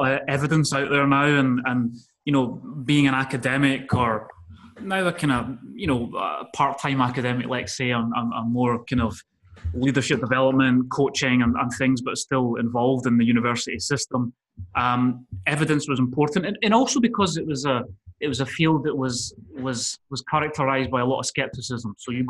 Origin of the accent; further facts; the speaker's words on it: Scotland, United Kingdom; also born or lived in Spain; So, I grew up by living in Spain. You can tell I've not got a Spanish accent. I'm originally from Scotland.